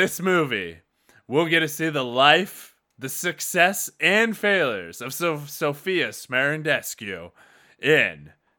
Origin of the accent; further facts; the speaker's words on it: Iowa, United States; But yes, I'm from Tama County. Why? Okay. What's her name or his name? Oh, nope, no. I grew up in the north. That Tama went to the school district South Tama. I went to North Tama.